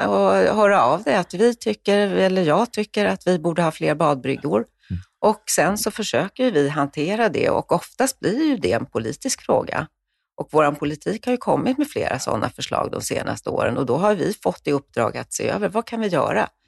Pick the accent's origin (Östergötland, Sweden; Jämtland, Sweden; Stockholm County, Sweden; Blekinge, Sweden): Stockholm County, Sweden; Stockholm; den tar man också som stockholmare så för givet numera.